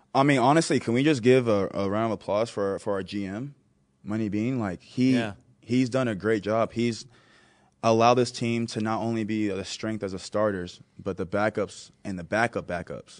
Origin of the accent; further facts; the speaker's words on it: Texas, United States; moved away as an adult; now in Buffalo, United States; I am from Texas, I live in Buffalo